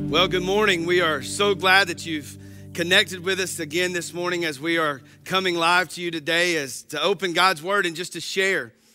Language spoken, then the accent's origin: English; Georgia, United States; I grew up in the North Hall community